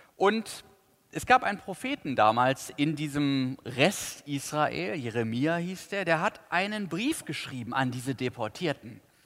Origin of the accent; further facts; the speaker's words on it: Cologne, North Rhine-Westphalia, Germany; Ich weiß als Kölner